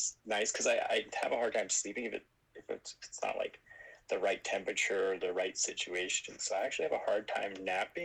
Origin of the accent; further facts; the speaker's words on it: Ganado, Arizona, United States; from the Navajo Nation, specifically born and raised in Ganado, Arizona, straight up Rez dog through and through.